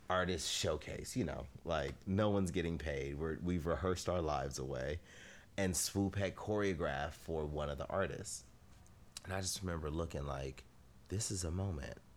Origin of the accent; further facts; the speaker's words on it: Inglewood, California, United States; LA, Inglewood all day. Yeah. Um, th- from the time I was born to now, it's still happening. I'm still from Inglewood.